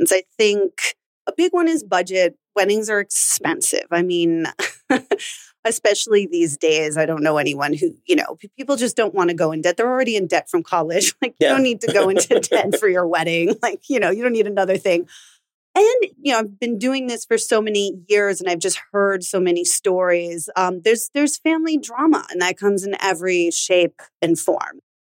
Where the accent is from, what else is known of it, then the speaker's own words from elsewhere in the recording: New York City, New York, United States; I am a native New Yorker